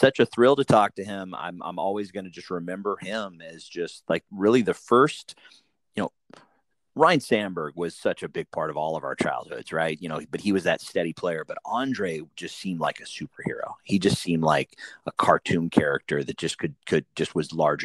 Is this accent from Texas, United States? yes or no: no; East Central Illinois, United States; I grew up in East Central Illinois